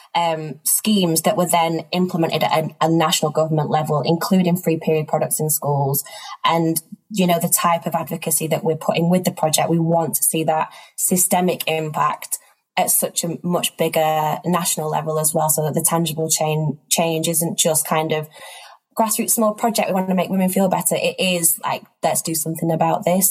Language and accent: English; Manchester, North West England, United Kingdom; moved away as an adult; also born or lived in East Africa; now in London, United Kingdom; I'm from Manchester in the UK, but I actually live and work between London and areas of East Africa. Um, I grew up up here